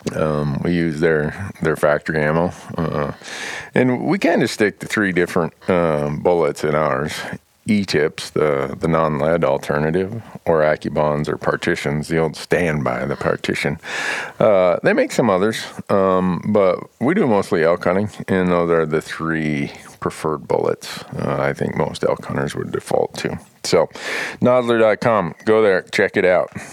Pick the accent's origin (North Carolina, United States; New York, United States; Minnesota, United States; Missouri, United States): Minnesota, United States; Big Falls; where I grew up in Big Falls